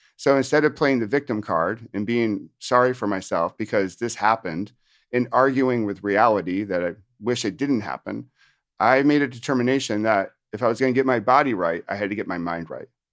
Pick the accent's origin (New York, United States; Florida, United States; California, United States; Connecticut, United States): New York, United States; upstate; also born or lived in Virginia / Washington, D.C.; now in New Jersey, United States; I'm from New Jersey, but actually from originally upstate New York